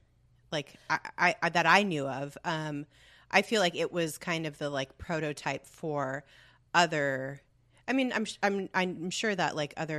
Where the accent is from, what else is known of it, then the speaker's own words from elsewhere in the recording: California, United States; So thinking of the good, I think being born and raised in Southern California